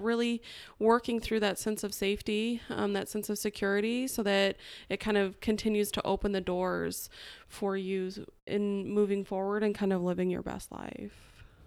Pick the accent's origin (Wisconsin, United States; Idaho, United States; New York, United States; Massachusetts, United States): Idaho, United States; moved away as an adult; also born or lived in Atlanta, Georgia; I'm originally from Idaho, and when I was eighteen, I moved to Atlanta, Georgia